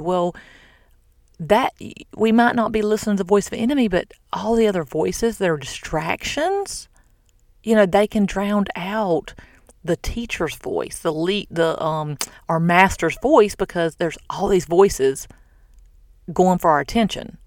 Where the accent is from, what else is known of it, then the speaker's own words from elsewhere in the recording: the South, United States; now in Florida, United States; I'm from the South